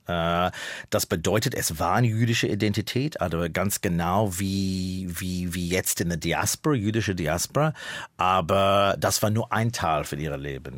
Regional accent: Melbourne, Victoria, Australia; German is a second language; moved away as an adult; now in Berlin, Germany; Da in Melbourne, wo ich geboren bin, der Winter war in meiner Kindheit Zeit äh, 12 Grad, 11

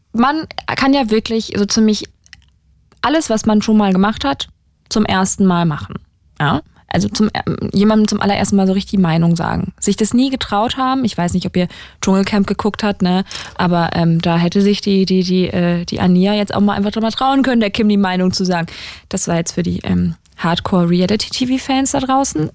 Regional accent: Saarland, Germany; moved away; ich bin im Saarland aufgewachsen, in der Nähe von also direkt an der Grenze zu Frankreich

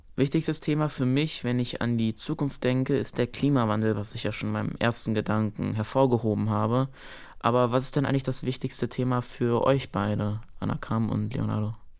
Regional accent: Karlsruhe, Baden-Württemberg, Germany; Ich wurde 2008 in Karlsruhe geboren.

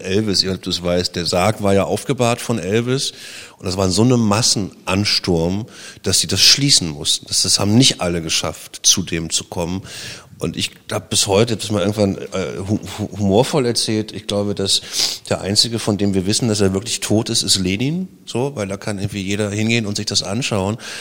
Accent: Germany; also born or lived in Berlin; bin ja DDR-Kind

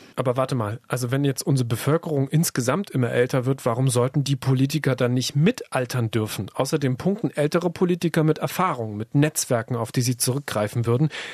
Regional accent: Germany; bei uns in Deutschland

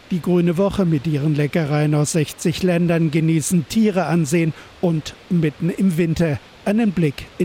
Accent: Bavaria, Germany; Wir sind eigentlich aus Niederbayern.

